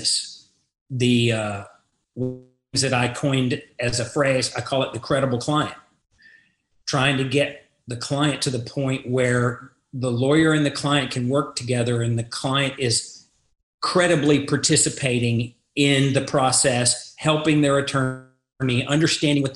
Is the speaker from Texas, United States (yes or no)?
yes; Groves, Texas, United States; moved away as an adult; also born or lived in Galveston, Texas / Beaumont, Texas; now in Dallas, United States; I'm a native Texan. I come from Southeast Texas, a small town called Groves